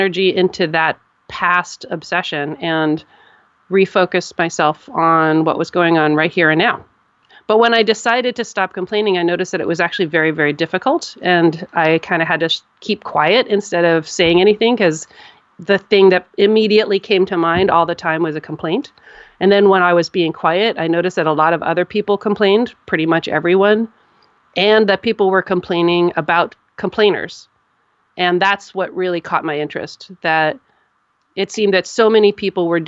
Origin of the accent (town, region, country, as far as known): United States